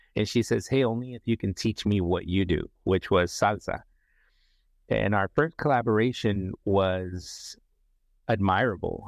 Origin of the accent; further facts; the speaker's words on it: San Francisco, California, United States; also born or lived in Nicaragua; I am from Central America, Nicaragua, um, in, relocated to San Francisco, grew up in the San Francisco Bay Area